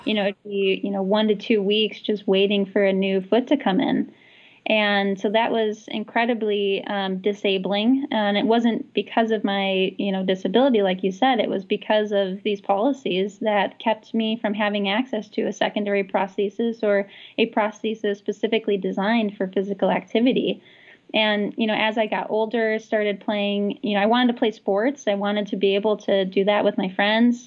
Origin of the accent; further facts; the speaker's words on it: Great Lakes, United States; also born or lived in Minnesota / Michigan; now in Seattle, United States; growing up in the Great Lakes, being in Minnesota and Michigan.